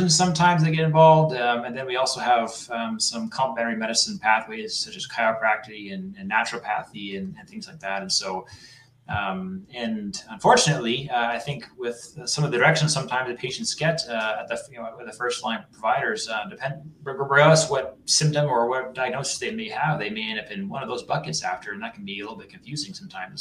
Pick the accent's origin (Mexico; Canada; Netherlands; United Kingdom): Canada; moved away as an adult; also born or lived in New Hampshire / North Carolina / Toronto; now in Massachusetts, United States; So I'm a Canadian, but I did a lot of my work in the United States.